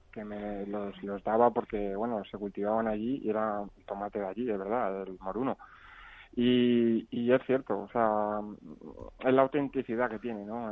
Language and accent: Spanish; Aranjuez, Community of Madrid, Spain; también soy de Aranjuez